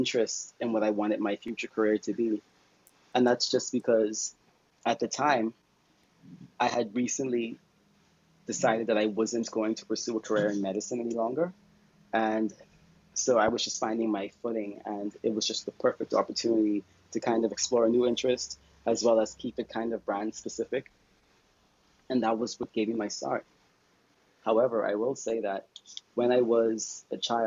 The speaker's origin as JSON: {"language": "English", "country": "Bahamas", "said": "I am a conservationist from the Bahamas"}